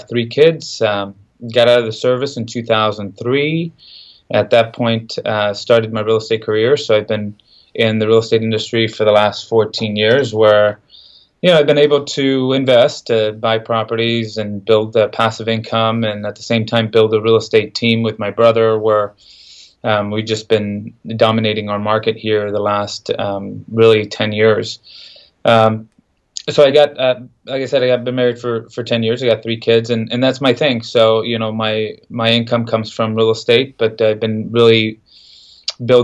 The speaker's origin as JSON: {"language": "English", "area": "Central Valley", "region": "California", "country": "United States", "tie": "born or raised there", "also_born_or_lived": "San Jose, California", "said": "I'm from California, Central Valley, California. I was born in San Jose. Mom and dad were immigrants from Mexico. I have 3 brothers, 1 sister. We moved up, my parents moved us up to the Central Valley in the early 90s"}